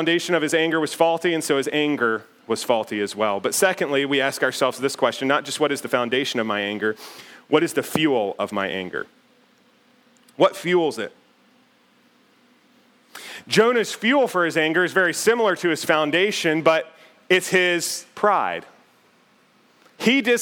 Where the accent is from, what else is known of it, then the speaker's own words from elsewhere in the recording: United States; the house where I grew up out in Bedford County